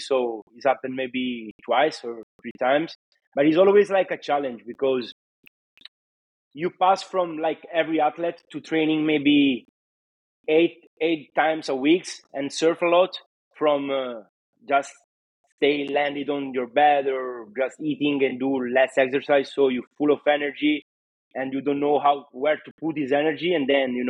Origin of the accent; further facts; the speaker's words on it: Varazze, Liguria, Italy; English is a second language; where I belong, you know, in Italy, in Varazze